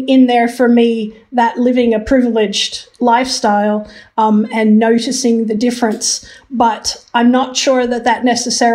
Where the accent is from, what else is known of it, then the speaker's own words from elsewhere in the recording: Philippines; moved away; also born or lived in Hong Kong; I was born in Hong Kong and I grew up in the Philippines.